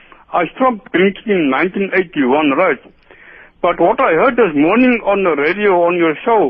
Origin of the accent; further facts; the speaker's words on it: Cape Town, Western Cape, South Africa; I'm from Cape Town.